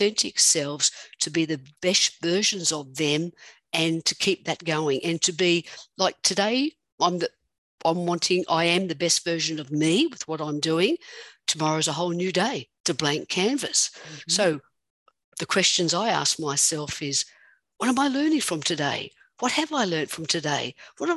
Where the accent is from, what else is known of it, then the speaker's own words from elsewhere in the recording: Australia; now in United States; I'm an Australian living somewhere in America.